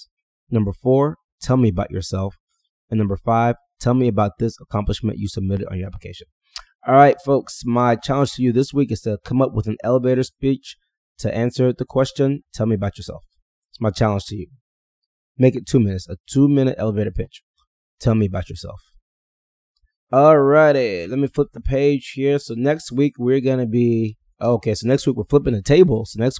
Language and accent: English; Houston, Texas, United States; I grew up outside of Houston, Texas.